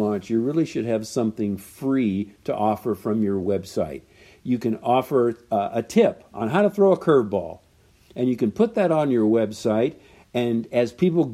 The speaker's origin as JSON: {"language": "English", "region": "Southern California", "country": "United States", "said": "I'm from Southern California"}